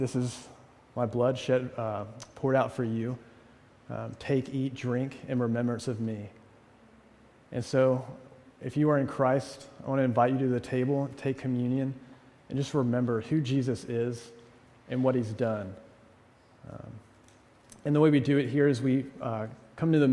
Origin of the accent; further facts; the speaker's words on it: the South, United States; moved away as an adult; also born or lived in New England; now in Amherst, United States; as a Southerner